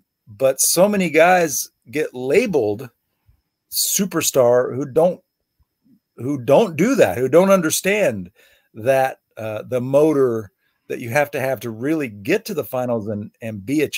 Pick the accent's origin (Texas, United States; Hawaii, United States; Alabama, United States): Texas, United States; Houston; I grew up in Houston